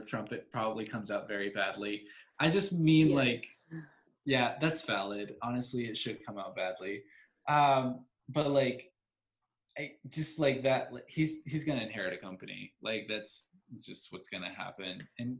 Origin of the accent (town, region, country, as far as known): Mexico